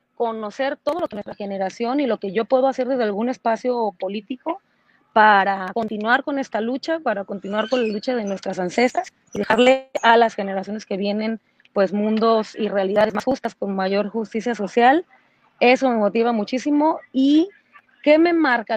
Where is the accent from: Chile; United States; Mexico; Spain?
Mexico; lo que ahora soy, no solamente como mexicana